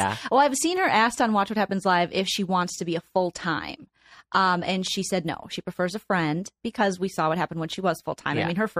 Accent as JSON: {"language": "English", "region": "Midwest", "country": "United States", "said": "I'm from the Midwest, and Midwestern women are ride or die Lisa Vanderpump."}